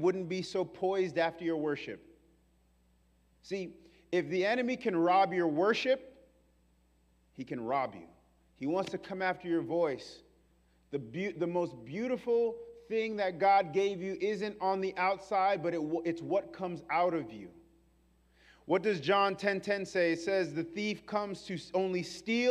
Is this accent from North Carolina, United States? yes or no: no; New York, United States; I'm from New York